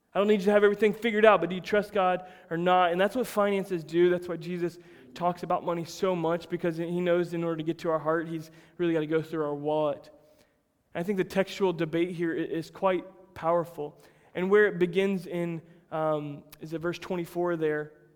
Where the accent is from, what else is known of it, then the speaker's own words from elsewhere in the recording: United States; I'm American through and through. I'm about as white boy as it gets, raised in a little country town that grew strawberries